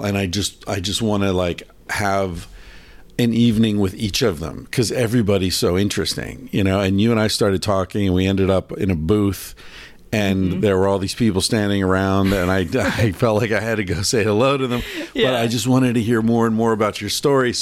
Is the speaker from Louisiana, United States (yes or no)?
no; Cazenovia, New York, United States; I graduated high school in a town called Cazenovia